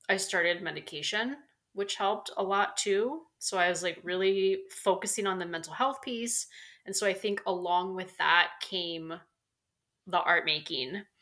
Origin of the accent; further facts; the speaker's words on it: San Diego, California, United States; also born or lived in Maryland / Colorado; So I, I grew up in San mm. Diego